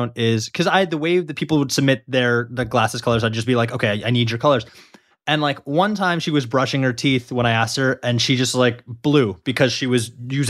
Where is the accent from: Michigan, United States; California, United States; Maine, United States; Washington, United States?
Michigan, United States; I'm from Michigan.